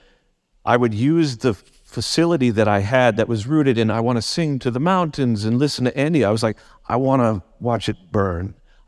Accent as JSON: {"language": "English", "town": "Guildford", "region": "South East England", "country": "United Kingdom", "said": "I'm from Guildford. I'm just like, wow, this is out of my comfort zone."}